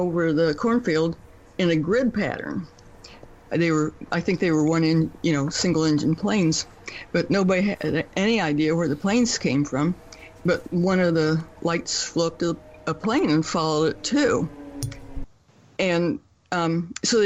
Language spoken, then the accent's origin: English; Columbus, Ohio, United States; I'm from near Columbus